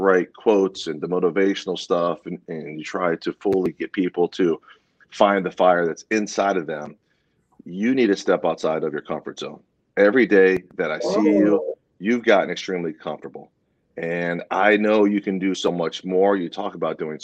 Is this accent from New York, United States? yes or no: no; Broward County, Florida, United States; born and raised in Florida, born and raised in Broward County